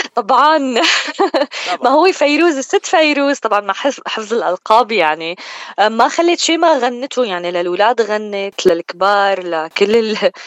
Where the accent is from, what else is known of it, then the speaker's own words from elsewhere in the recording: Zaidal, Homs Governorate, Syria; moved away as an adult; now in United States; أنا بالأصل من سوريا من حمص من ضيعة اسمها زيدل